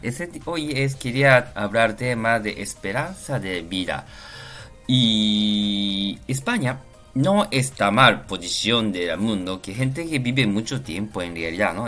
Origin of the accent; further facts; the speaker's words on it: Japan; Spanish is a second language; now in Spain; yo soy japonés